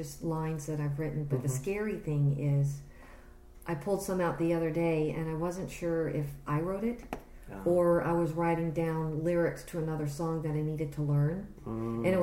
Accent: Clinton, Maryland, United States; moved away as an adult; also born or lived in North Carolina; I was born in Surrattsville, Maryland.

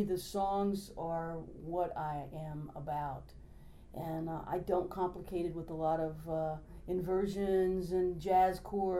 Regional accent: New Orleans, Louisiana, United States; moved away; Yeah, I was born in New Orleans, but I have no relationship with that name at all. It's such a disconnect, it's ridiculous. I was adopted.

